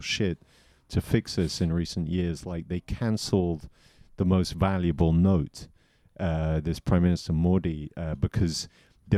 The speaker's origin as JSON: {"language": "English", "town": "Southampton", "region": "South East England", "country": "United Kingdom", "tie": "born or raised there", "said": "I grew up near Southampton, in the south of England"}